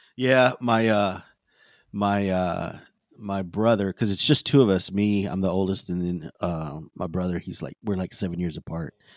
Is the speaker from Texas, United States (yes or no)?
yes; Texas, United States